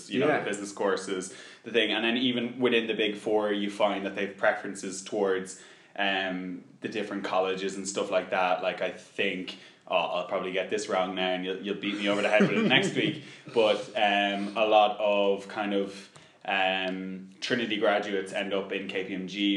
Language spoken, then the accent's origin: English; Bettystown, County Meath, Ireland; I'm from Bettystown, obviously, as Mark said, seaside town, just 40 minutes north of Dublin